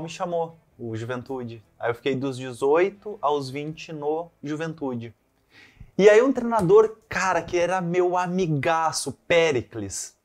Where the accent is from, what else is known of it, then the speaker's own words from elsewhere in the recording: Santa Cruz do Sul, Rio Grande do Sul, Brazil; moved away as an adult; also born or lived in Pelotas / Caxias do Sul / Italy; a gente saiu de Pelotas, eu tinha 6 anos, aí dos 6 aos 13 a gente ficou em Santa Cruz do Sul